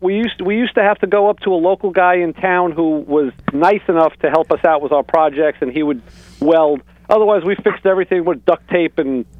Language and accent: English; Long Island, New York, United States; born or raised there